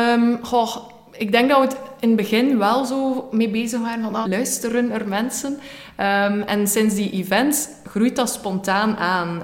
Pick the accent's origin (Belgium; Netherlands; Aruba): Belgium; West Flanders; moved away as an adult; now in Ghent, Belgium; als West-Vlaming in Gent